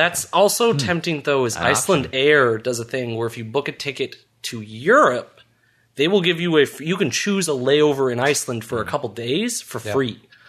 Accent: Ottawa, Ontario, Canada; also born or lived in England / Stittsville; I am born and mostly raised in Ottawa. So originally Canada.

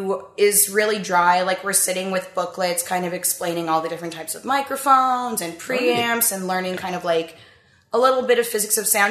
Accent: Ottawa, Ontario, Canada; also born or lived in London, Ontario; I was born in Ottawhat, and I went to school here until I was done high school

